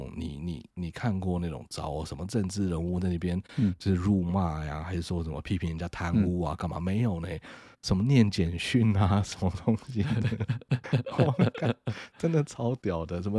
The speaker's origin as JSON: {"language": "Chinese", "country": "Taiwan", "said": "我以身为台湾人为荣，"}